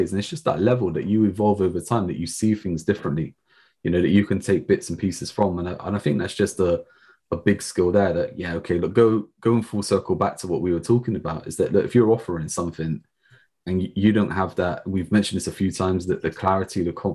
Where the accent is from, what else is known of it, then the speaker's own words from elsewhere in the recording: England, United Kingdom; us being English, you know, being British